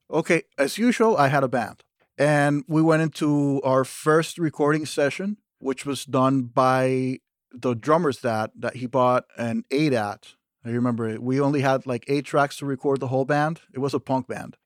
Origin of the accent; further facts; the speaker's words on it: Panama; moved away as an adult; now in Fairport, United States; I grew up in Panama, in Central America